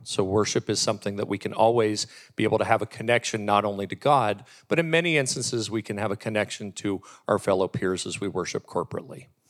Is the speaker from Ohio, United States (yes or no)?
yes; Warren, Ohio, United States; born and raised in Warren, Ohio